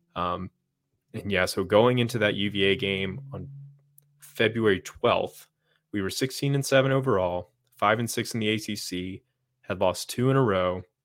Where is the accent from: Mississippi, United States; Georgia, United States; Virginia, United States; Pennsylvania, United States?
Virginia, United States; right outside of Blacksburg and Radford; I grew up right outside of Blacksburg and Radford